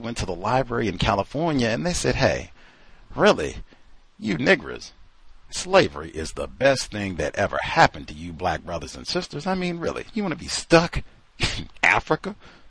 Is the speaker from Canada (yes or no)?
yes; Toronto, Ontario, Canada; Canada, man. Maple Leafs. I do hockey. What are you talking about? I grew up in Toronto.